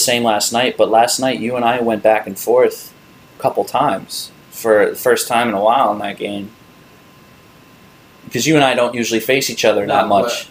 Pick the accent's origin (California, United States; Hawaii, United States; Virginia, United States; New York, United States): New York, United States; As a New Yorker